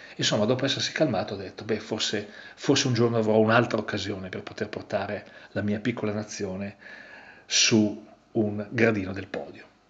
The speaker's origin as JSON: {"language": "Italian", "country": "Italy", "said": "io vengo, vengo dall'Italia"}